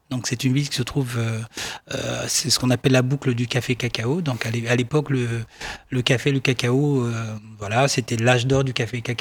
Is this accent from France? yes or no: no; Aouniansou, Lacs District, Côte d’Ivoire; Voilà, donc je suis euh, d'Aouniansou. Aouniansou, c'est euh, une des 73 euh, localités que compose la ville de Dimokro, qui est au centre de la Côte d'Ivoire.